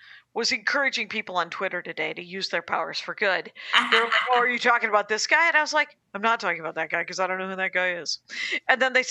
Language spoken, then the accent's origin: English; Wisconsin, United States; now in Los Angeles, United States; I'm from Wisconsin